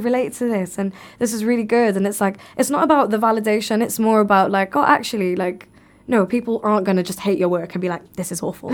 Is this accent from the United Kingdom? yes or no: yes; Cardiff, Wales, United Kingdom; I'm born and raised in the U K